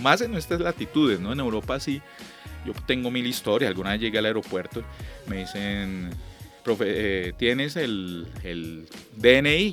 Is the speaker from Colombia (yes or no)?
yes; Ibagué, Tolima, Colombia; now in Bogotá, Colombia; yo llegué a, de Ibagué, una provincia, Ibagué es era un pueblo de paso